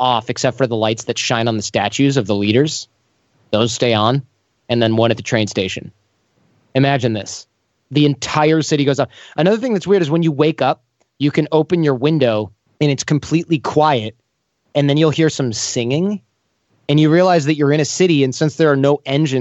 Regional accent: United States; also born or lived in East Germany; where are you from? Your accent is a little strange. And I'm like, America

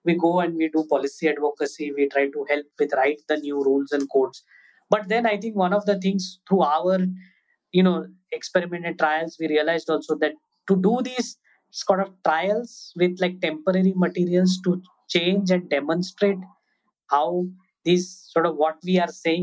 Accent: Mumbai, Maharashtra, India; I grew up in Mumbai

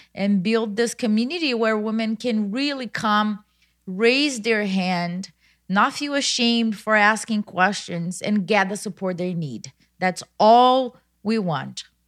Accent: Brazil; moved away as an adult; now in United States; I was born in Brazil, I went to high school in another town at fourteen years old

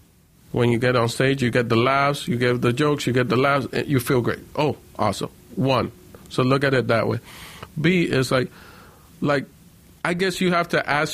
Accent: Puerto Rico; born there; I was born in Puerto Rico, but then we all got deported, and they didn't separate me from my mom, even though I was born in Puerto Rico

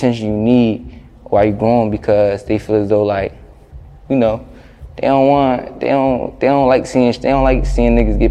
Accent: Philadelphia, Pennsylvania, United States; It's my hometown.

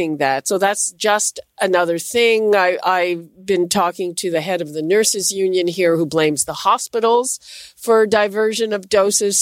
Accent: Canada; myself as a Canadian

